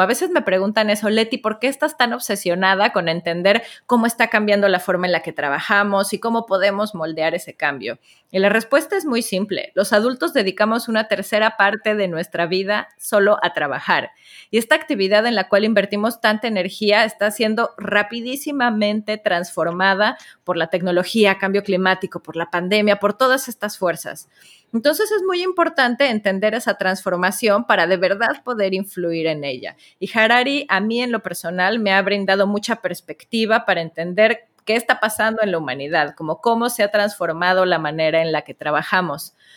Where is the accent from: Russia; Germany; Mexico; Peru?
Mexico; como notarán por mi voz, soy de la tierra del Chavo del Ocho